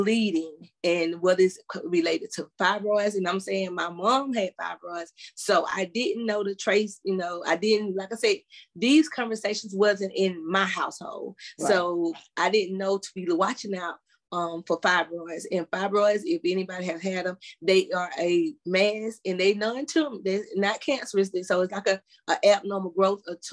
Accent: South Carolina, United States; even the doctors in my hometown, majority of the people in that South Carolina, in that small area

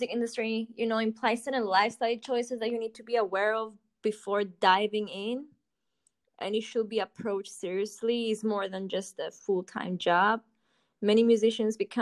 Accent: Cyprus; moved away as an adult; also born or lived in London; I'm from Cyprus, originally. It's just a small island in the Middle East. I lived in London for 9 years, and I moved there for studies

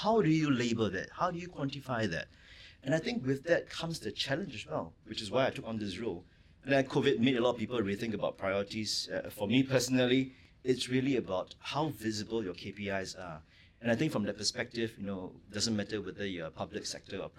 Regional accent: Singapore; I grew up in Redhill in a three-room flat

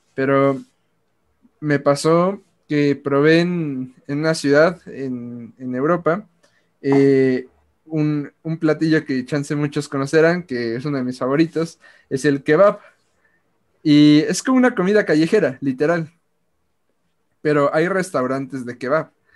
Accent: Mexico; nosotros somos mexicanos

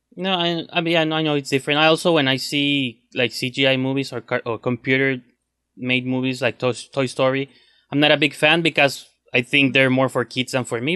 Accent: Mexico; English is a second language; I'm from Mexico

